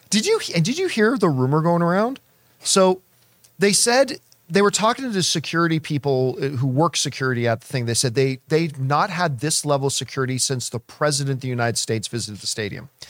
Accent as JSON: {"language": "English", "country": "Canada", "said": "a Canadian who walked around in a lot of snow"}